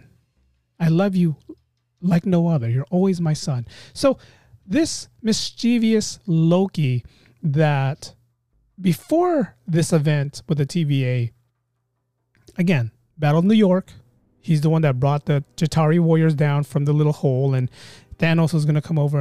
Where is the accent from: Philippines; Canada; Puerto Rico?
Philippines